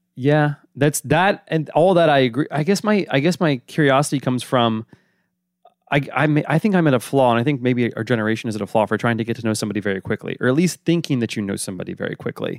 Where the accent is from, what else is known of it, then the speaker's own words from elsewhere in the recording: New York, United States; also born or lived in Boston; I'm from New York, but I briefly, my family lived briefly in Boston